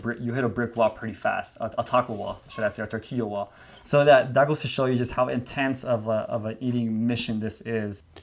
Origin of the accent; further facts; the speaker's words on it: United States; I grew up here in the States